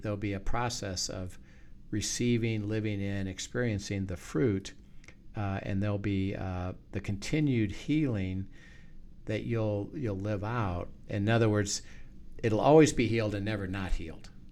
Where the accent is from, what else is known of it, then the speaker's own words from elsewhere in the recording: United States; I'm an American